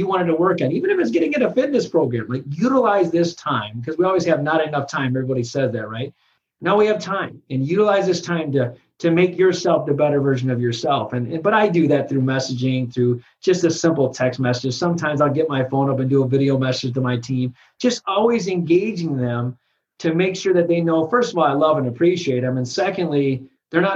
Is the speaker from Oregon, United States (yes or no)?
no; Michigan, United States; I'm from Michigan